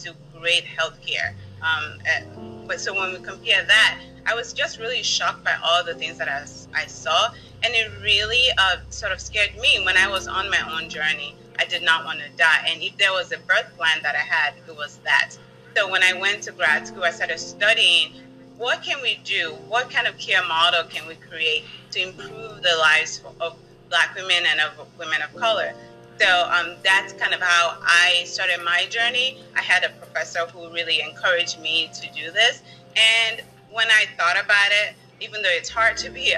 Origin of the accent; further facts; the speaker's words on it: Washington, District of Columbia, United States; moved away; growing up in the District of Columbia